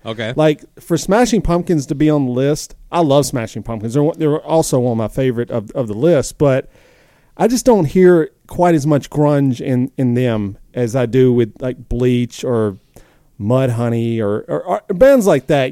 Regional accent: the South, United States; I'm from the South

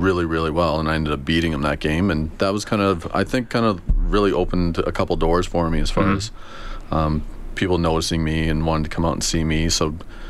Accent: Sherwood Park, Alberta, Canada; also born or lived in Edmonton; I was born in Edmonton, and then once I started grade school, I moved, my family moved out to Sherwood Park

